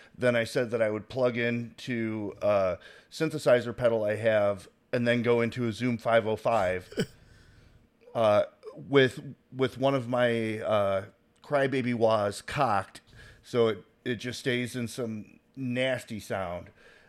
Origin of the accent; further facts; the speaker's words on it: the Carolinas, United States; I'm from the Carolinas. I went from one line to the other line.